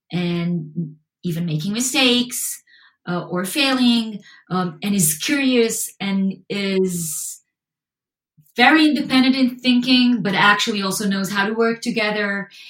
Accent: Israel; English is a second language; And so growing up in Israel, you actually get a lot of opportunities to train behaviors and personality traits and skills that are more on the creative side

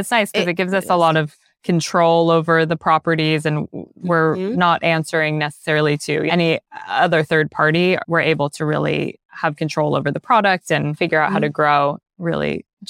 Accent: Los Angeles, California, United States; I grew up in LA on the West Side, and for me, LA is definitely about the ocean in a lot of ways and the beach.

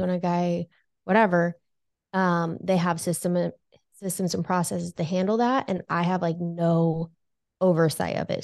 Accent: California, United States; moved away as an adult; now in Lincoln, United States; I was, uh, born and raised in California

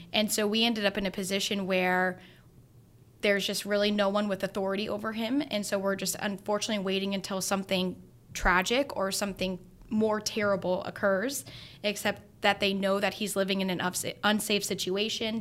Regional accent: Grand Island, Nebraska, United States; now in Lincoln, United States; I'm from Grand Island

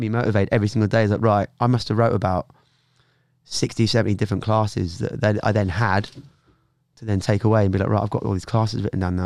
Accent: Norwich, East of England, United Kingdom; moved away as an adult; also born or lived in London; I was from Norwich originally.

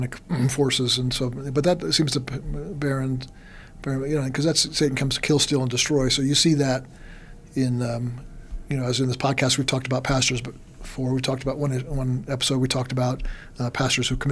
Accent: New York, United States; moved away; also born or lived in Texas; I grew up in New York. And when I was in New York, I kind of acted a bit like a New Yorker.

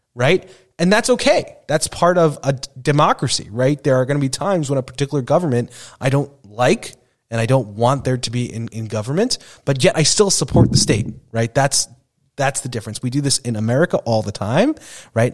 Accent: Long Island, New York, United States; growing up in Long Island

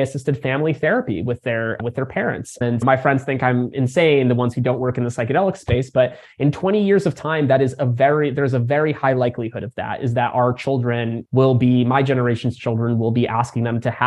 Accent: United States; also born or lived in Crimea; came over to the States as just a baby, and grew up in a community for refugees who were coming out of the region

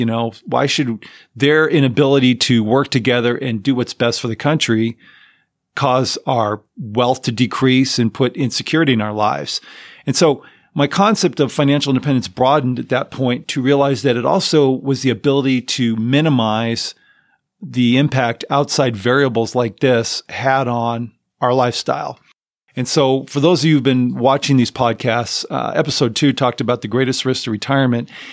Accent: Southern California, United States; I grew up in Southern California. I lived there almost most of my life

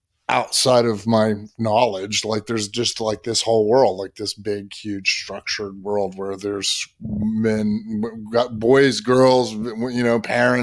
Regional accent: the South, United States; I grew up in the South

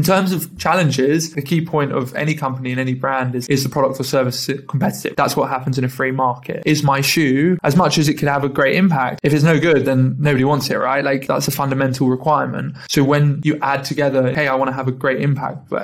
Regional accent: London, United Kingdom; I'm from London

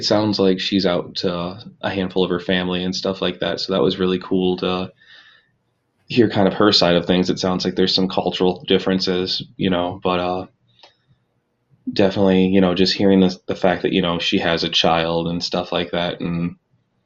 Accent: Sandusky, Ohio, United States; I'm from Sandusky, Ohio

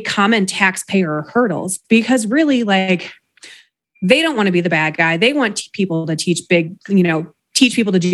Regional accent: Chicago, Illinois, United States; now in Colorado, United States; I grew up around Chicago, so like everything is a suburb

